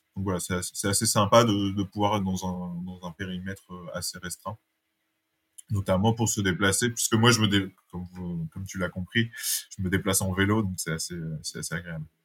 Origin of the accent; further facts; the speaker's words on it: Dunkirk, Hauts-de-France, France; moved away as an adult; also born or lived in Lille / Paris; now in Dunkirk, France; J'ai passé mon enfance à Dunkerque.